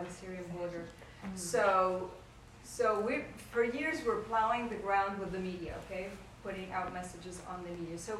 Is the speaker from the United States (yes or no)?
no; Egypt; moved away; when I was growing up in Egypt, everything was censored, even our mail